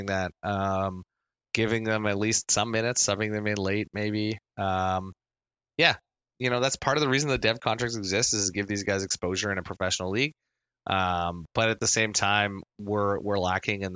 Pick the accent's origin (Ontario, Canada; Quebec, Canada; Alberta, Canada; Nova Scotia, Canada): Nova Scotia, Canada; moved away; I grew up in Nova Scotia, so I lived there a lot. And then I left before Halifax had a team.